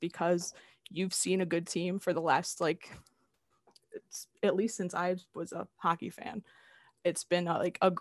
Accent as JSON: {"language": "English", "town": "Chicago", "region": "Illinois", "country": "United States", "tie": "born or raised there", "said": "my hometown team"}